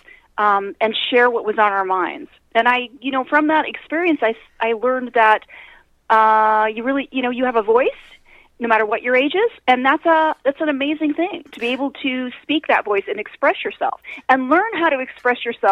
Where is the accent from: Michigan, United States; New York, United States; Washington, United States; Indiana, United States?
Washington, United States; Kent; we have a little newspaper in my hometown of Kent, Washington, which is a suburb of Seattle